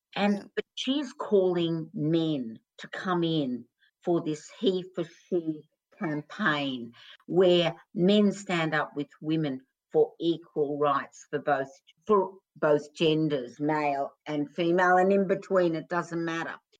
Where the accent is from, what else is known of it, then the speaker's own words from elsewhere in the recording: Australia; when I was growing up in Australia